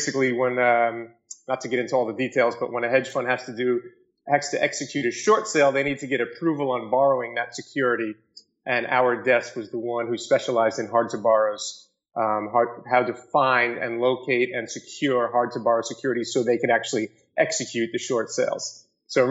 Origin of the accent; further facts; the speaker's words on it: New York City, New York, United States; I grew up in Staten Island, New York, and went to Monsignor Farrell High School